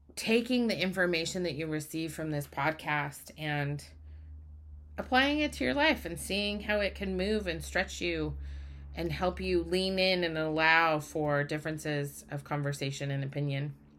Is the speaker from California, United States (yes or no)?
no; Utah, United States; moved away as an adult; now in Oregon, United States; I grew up in Utah. I now live in Oregon, but I grew up in Utah.